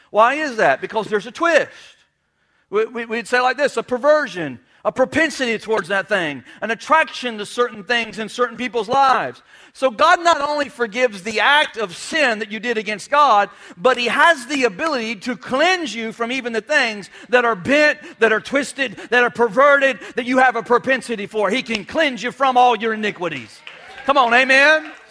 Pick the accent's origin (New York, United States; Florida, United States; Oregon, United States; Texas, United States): New York, United States; I'm a Yankee. I'm a rebel. I'm from New York. I'm from New York.